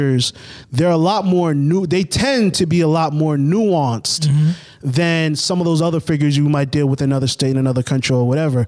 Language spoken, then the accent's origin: English; Boston, Massachusetts, United States; growing up in Boston, growing up in Massachusetts